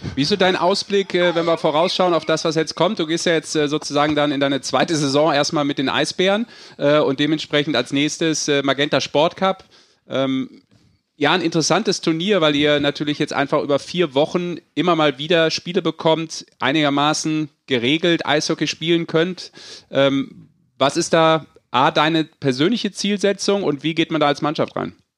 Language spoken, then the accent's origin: German; Rhineland, Germany; Ich als Rheinländer